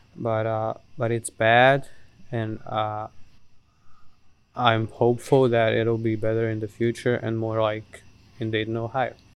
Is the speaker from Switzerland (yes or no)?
no; Žepče, Bosnia & Herzegovina; English is a second language; I'm from Zepce in Bosnia